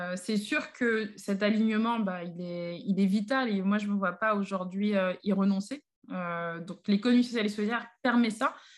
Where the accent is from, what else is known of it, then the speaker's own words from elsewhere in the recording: Paris, Île-de-France, France; j'ai grandi, vécu à Paris, euh, principalement dans le 18e arrondissement